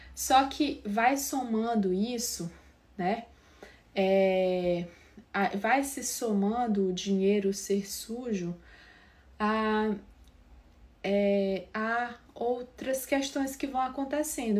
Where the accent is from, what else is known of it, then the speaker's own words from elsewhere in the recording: São Raimundo das Mangabeiras, Maranhão, Brazil; do interior do sul do Maranhão, né? Eu, eu sou de São Raimundo das Mangabeiras, lá do interior